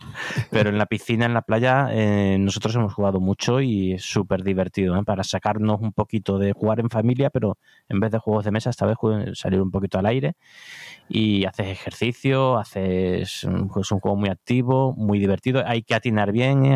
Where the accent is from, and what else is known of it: Cádiz, Andalusia, Spain; now in Madrid, Spain